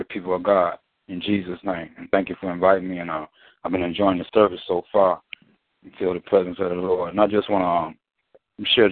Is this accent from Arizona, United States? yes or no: no; Detroit, Michigan, United States; moved away; I'm from Detroit originally.